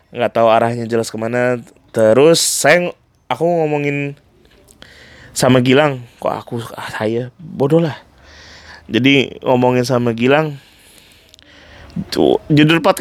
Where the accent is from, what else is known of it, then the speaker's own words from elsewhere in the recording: Pontianak, West Kalimantan, Indonesia; pengalaman kita dari kecil sampai besar tinggal di Pontianak dipengaruhi sama musik apa terutama musik yang kita dengar dari kampung halaman kita sendiri